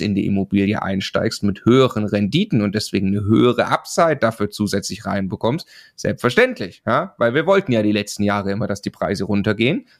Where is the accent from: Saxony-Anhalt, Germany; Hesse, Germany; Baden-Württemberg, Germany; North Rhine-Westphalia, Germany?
Baden-Württemberg, Germany; Swabia; Ich komme aus dem Schwabenland